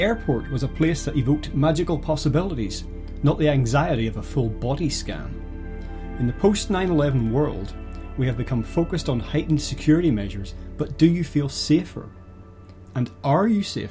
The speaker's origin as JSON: {"language": "English", "region": "Northern Ireland", "country": "United Kingdom", "tie": "born or raised there", "said": "I grew up in Northern Ireland, which was a really quite violent place throughout the 70s and most of the 80s"}